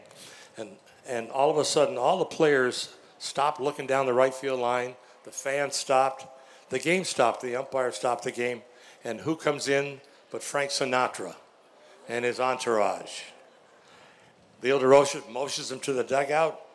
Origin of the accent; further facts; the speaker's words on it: Chatham, Ontario, Canada; When I was a little kid growing up in Chatham, Ontario